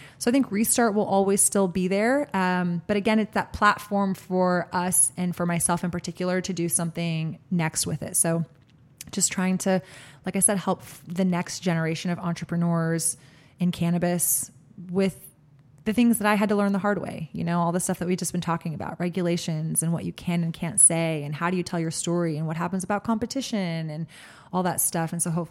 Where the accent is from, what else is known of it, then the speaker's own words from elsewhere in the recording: Austin, Texas, United States; My heart goes out as a food blogger, as an Austinite, as a Texan, as a citizen of this world.